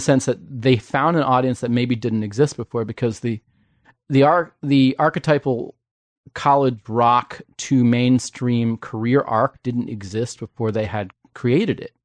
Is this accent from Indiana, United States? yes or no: yes; Indiana, United States; I'm from the Midwest, so everything south of the Indiana-Kentucky border is Southern, but I'm from Indiana